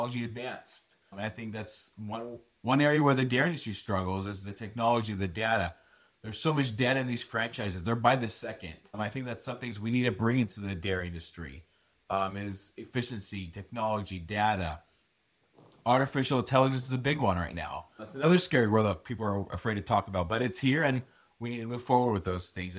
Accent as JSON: {"language": "English", "town": "Hilmar", "region": "California", "country": "United States", "tie": "born or raised there", "said": "I grew up in Hallmark, California"}